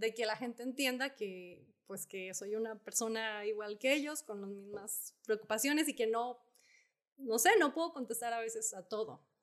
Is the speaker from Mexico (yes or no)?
yes; Zacatecas, Mexico; now in Guadalupe, Mexico; del rancho donde, eh, de mis abuelos, donde yo crecí